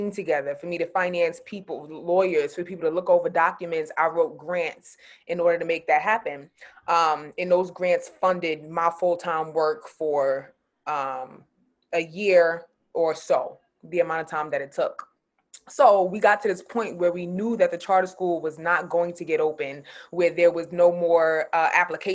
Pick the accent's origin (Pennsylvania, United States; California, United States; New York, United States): New York, United States; New York City; also born or lived in San Diego; I'm from Queens. I'm from Far Rockaway, Queens, New York.